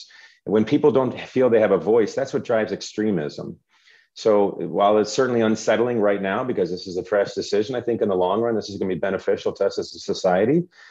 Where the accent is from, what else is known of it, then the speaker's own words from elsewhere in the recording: Schaumburg, Illinois, United States; I grew up in Schaumburg. I know this district.